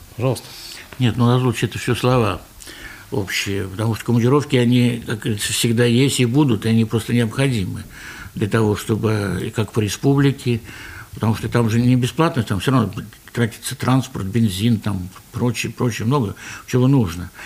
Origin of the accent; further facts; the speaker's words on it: Ufa, Bashkortostan, Russia; мы вот из Башкирии, из Уфы